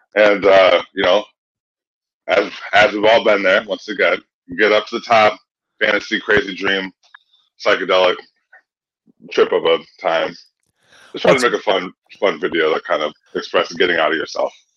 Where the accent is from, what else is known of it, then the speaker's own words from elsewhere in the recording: Kalamazoo, Michigan, United States; also born or lived in Boston; now in Chicago, United States; I'm from Kalamazoo